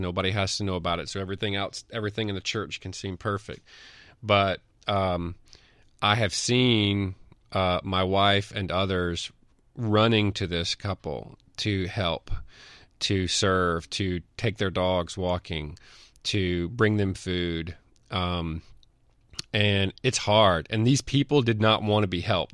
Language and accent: English; Mississippi, United States; I'm from Mississippi